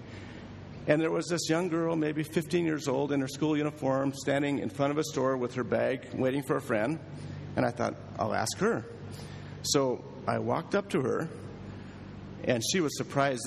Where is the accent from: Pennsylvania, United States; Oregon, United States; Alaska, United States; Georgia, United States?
Oregon, United States; Springfield; moved away as an adult; also born or lived in Tokyo, Japan; I grew up in Oregon, in the town of Springfield, small town